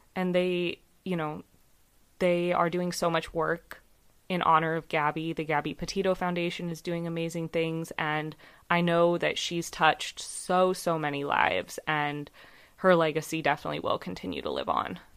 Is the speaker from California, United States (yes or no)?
yes; California, United States; my hometown where I grew up. It's not where I live now